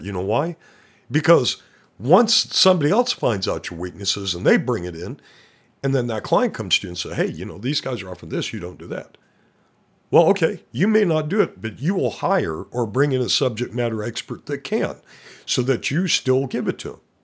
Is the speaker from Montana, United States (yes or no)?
yes; Montana, United States; I'm from Montana